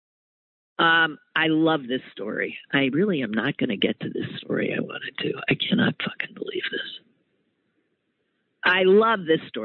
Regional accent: Wisconsin, United States; I'm from Wisconsin

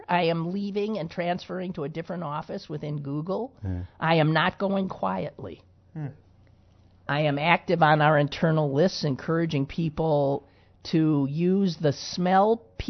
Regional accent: Midwest, United States; I'm so proud. And I'm a hick from the Midwest.

